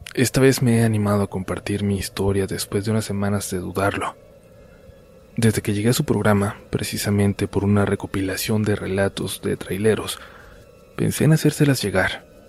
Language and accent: Spanish; Baja California, Mexico; volvemos a mi tierra, a Baja California